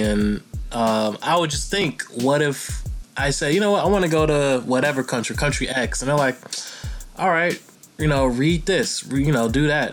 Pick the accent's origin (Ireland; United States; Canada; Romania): United States; as an American